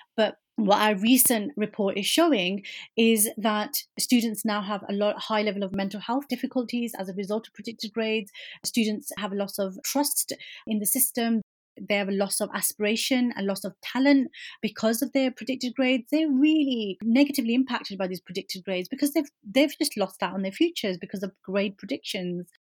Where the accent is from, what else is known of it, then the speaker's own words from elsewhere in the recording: Birmingham, West Midlands, United Kingdom; coming from inner city Birmingham as a British Muslim woman of Kashmiri heritage